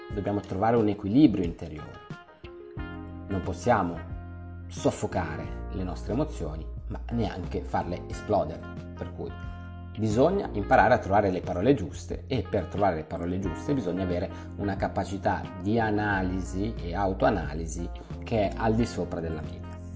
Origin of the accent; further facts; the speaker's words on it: Milan, Lombardy, Italy; io sono di Milano